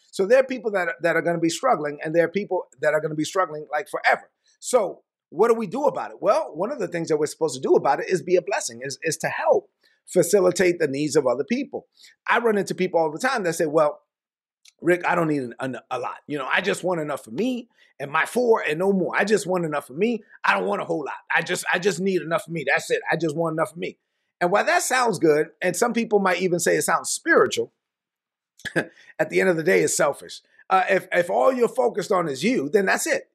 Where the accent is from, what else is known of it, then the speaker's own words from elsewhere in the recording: New York City, New York, United States; I was born in Brooklyn. I was raised on, on welfare, food stamps, government cheese